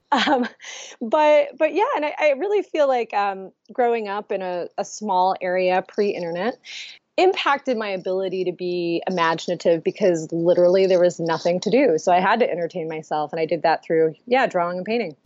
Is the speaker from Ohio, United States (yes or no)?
yes; Ohio, United States; also born or lived in Boston, Massachusetts; now in Columbus, Ohio, United States; I'm originally from Ohio, so coming back to be close to family